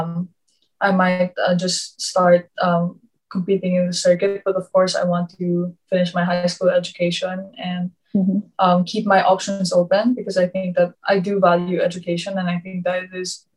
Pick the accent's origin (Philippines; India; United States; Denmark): Philippines; moved away; being Filipino